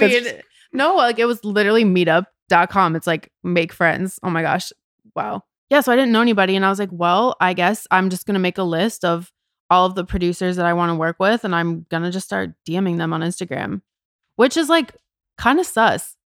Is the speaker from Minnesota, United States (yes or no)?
yes; Edina, Minnesota, United States; moved away as an adult; also born or lived in Chicago; now in Los Angeles, United States; I am from a city in the state of Minnesota called Edina. It's a suburb of Minneapolis.